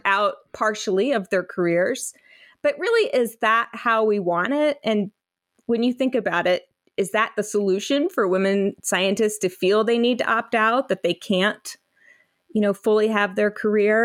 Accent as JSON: {"language": "English", "region": "North Carolina", "country": "United States", "tie": "born or raised there", "said": "I grew up mostly in North Carolina"}